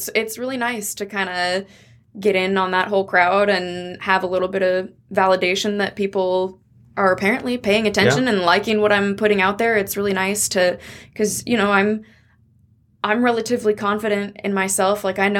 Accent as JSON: {"language": "English", "town": "Coeur d'Alene", "region": "Idaho", "country": "United States", "tie": "born or raised there", "also_born_or_lived": "Missoula", "said": "and grew up in Coeur d'Alene."}